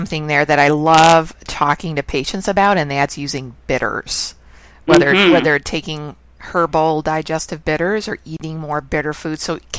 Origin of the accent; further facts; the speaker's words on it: Midwest, United States; I was born and raised in the Midwest, and I've never heard of anybody eating dandelion greens.